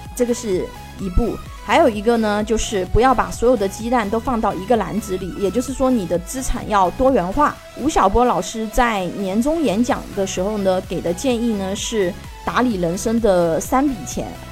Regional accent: China; 我们中国人

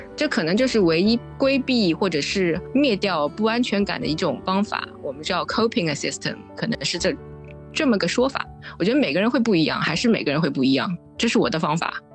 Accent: Shanghai, China; moved away; also born or lived in Lisbon / United Kingdom; 我是来自上海的那个，一个工程师吧

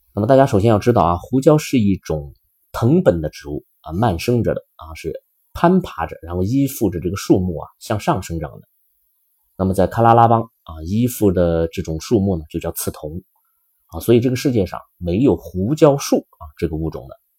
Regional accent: China; 我们中国人

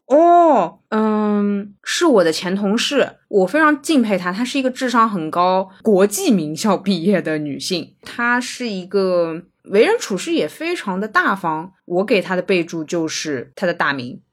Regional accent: China; 我是中国人

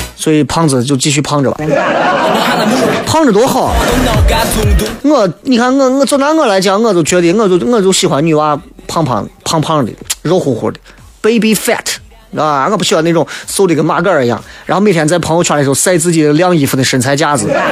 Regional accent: Xi'an, Shaanxi, China; accent: Guanzhong dialect; 我就爱舍陕西话。能舍陕西话的唱和绝对不舍普通话

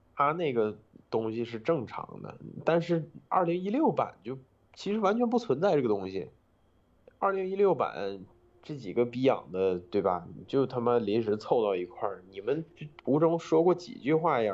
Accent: Northeast China, China; moved away; 我们老家那个地儿

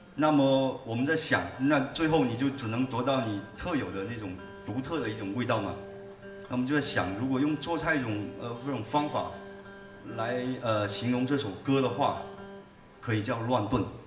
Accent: Haifeng, Guangdong, China; accent: Haifeng dialect; 就我们老家那边农村打群架的一个故事，呃用海丰话演唱。

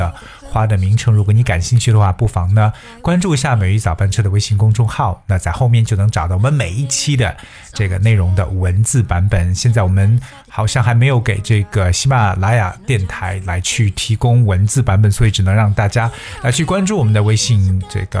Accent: China; 对于我们中国人来讲，还有很多花

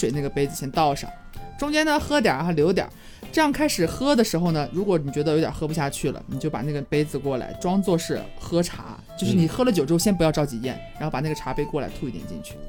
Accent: China; 我们中国蛮少这样的嘛

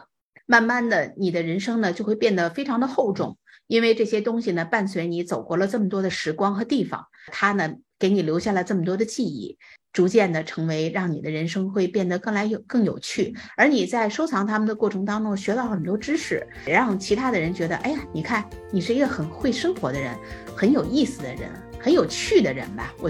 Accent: China; now in United States; 你像我们都是从中国来到美国的，还得要考虑它具不具国际化眼光

